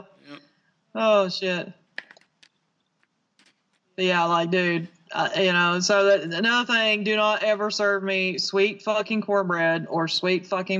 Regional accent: the South, United States; As a Southerner

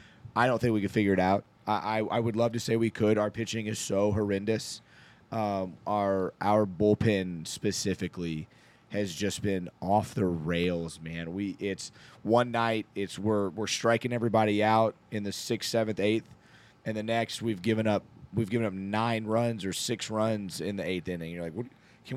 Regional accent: Ohio, United States; From Ohio, I mean.

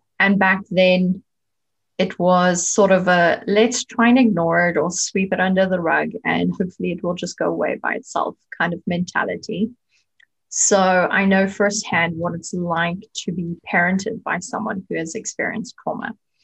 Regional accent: South Africa; moved away as an adult; now in Germany; I was born and raised in South Africa, but at the moment I live in Germany. I moved here almost 14 years ago.

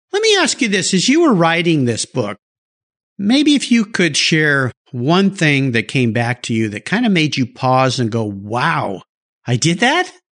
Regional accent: San Diego, California, United States; also born or lived in Del Mar, California; I grew up in La Jolla and I was there. The La Jolla in the 70s, San Diego in the 70s

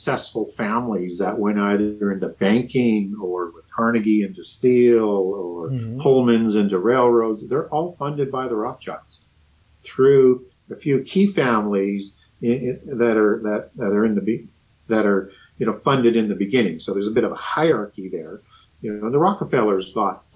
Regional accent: Canada; I'm from Canada

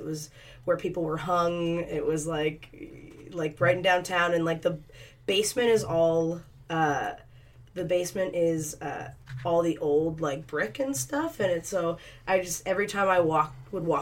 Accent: East Coast, Canada; moved away; I'm from the East Coast

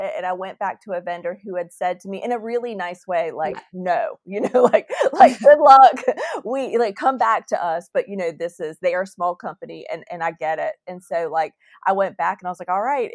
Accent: Winston-Salem, North Carolina, United States; my hometown, Dashing

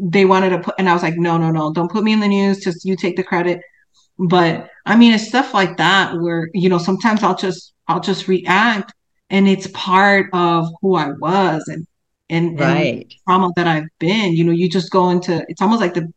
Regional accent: Chicago, Illinois, United States; now in Texas, United States; I'm from Chicago

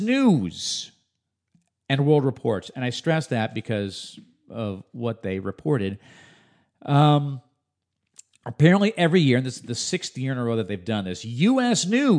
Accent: Illinois, United States; I was just a kid growing up outside of Chicago at the time

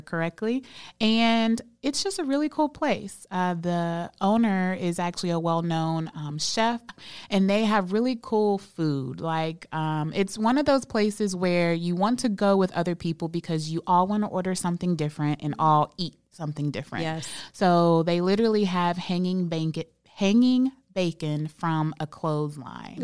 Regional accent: Birmingham, Alabama, United States; now in Charlotte, United States; I'm from Birmingham, Alabama

